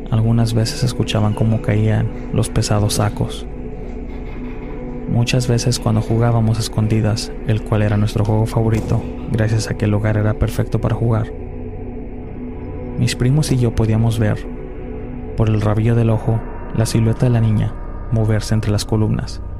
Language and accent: Spanish; Tlaquepaque, Jalisco, Mexico; Soy de Tlaquepaque, Jalisco, México. Es considerado un pueblo cerca de la ciudad.